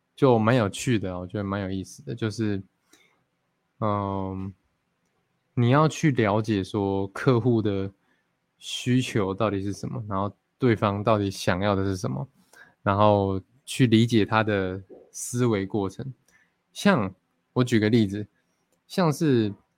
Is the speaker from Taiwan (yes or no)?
yes; Fengyuan, Taichung, Taiwan; 我其实一直很想要学我的原住民的母语啦，因为我从小就在丰原长大嘛 就是都市长大